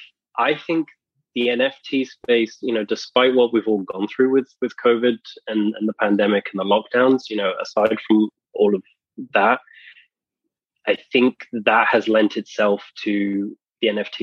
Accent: England, United Kingdom; we know that … I'm from England.

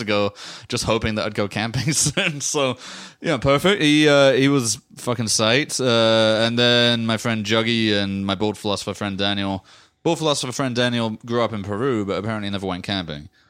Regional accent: England, United Kingdom; moved away as an adult; now in United States; I grew up in England

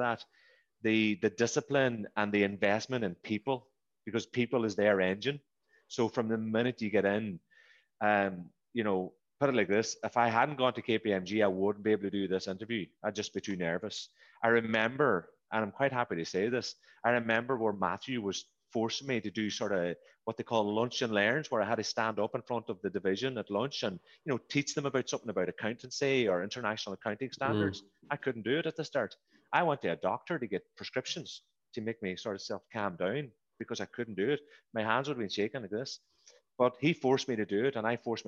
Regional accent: the Northwest, Ireland; moved away as an adult; also born or lived in Dublin / Brisbane, Australia; I'm from the Northwest

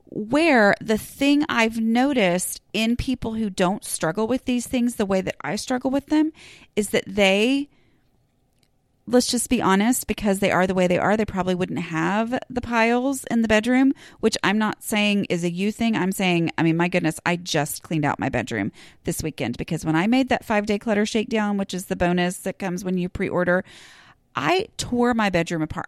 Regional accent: Dallas, Texas, United States; I'm technically from Dallas

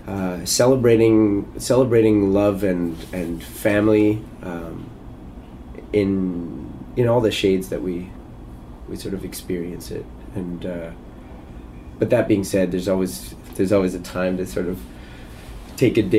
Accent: Canada; as a Canadian kid

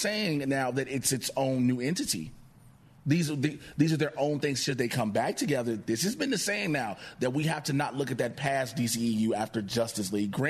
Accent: Chicago, Illinois, United States; I'm from Chicago.

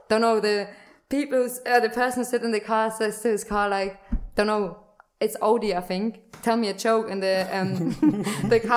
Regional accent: Nuremberg, Bavaria, Germany; moved away; I grew up in Nuremberg

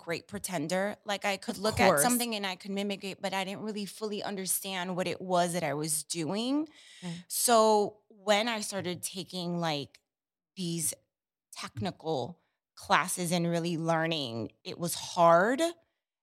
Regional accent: Hartford, Connecticut, United States; moved away as an adult; now in New York City, United States; I grew up in Hartford, Connecticut.

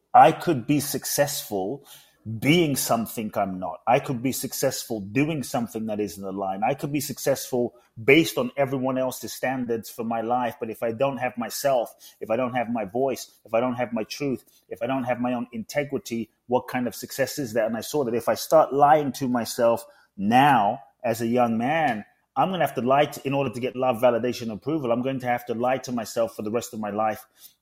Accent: London, United Kingdom; also born or lived in Ghana; now in United States; I was born in Ghana, West Africa. My father's from Ghana. My mother's Japanese. I grew up in London. I live in the US

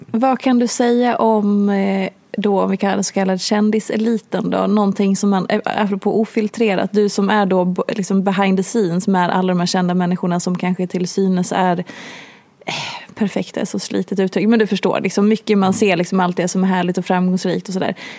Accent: Hedemora, Dalarna County, Sweden; moved away; Jag har bott i den här stan i 12 mm. ja, skitsamma, länge

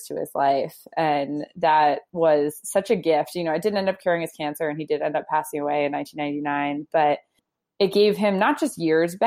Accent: New Jersey, United States; I was born in New Jersey and to two amazing parents

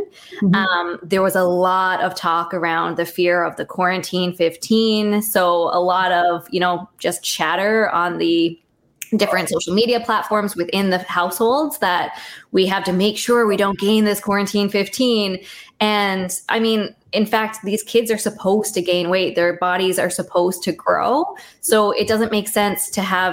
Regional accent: Canada; I'm a Canadian dietitian

